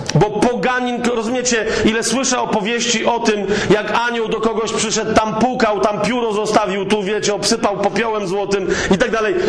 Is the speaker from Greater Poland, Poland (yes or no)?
no; Kraków, Lesser Poland, Poland; ja jestem z Krakowa